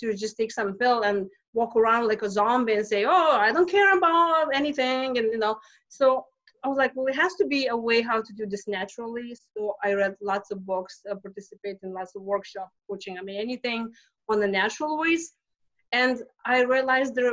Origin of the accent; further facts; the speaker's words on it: Lithuania; English is a second language; moved away as an adult; now in United States; I'm not from here. I came to US from Lithuania 20 years ago